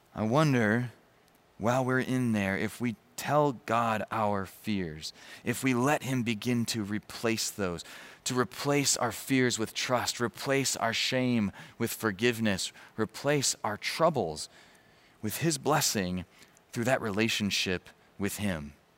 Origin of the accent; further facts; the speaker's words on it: Chicago, Illinois, United States; I grew up around Chicago